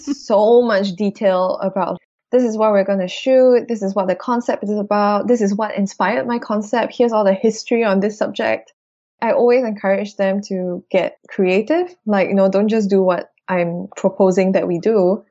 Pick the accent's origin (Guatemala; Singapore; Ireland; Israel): Singapore; we're Singaporean kids. Like, we're from the equator.